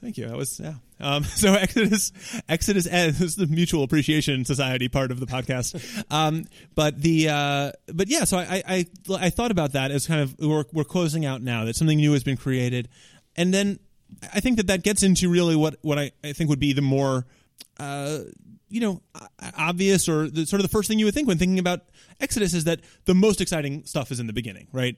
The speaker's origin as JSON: {"language": "English", "town": "New York City", "region": "New York", "country": "United States", "tie": "born or raised there", "said": "It all starts for me in nineteen eighty-two in Park Slope, Brooklyn"}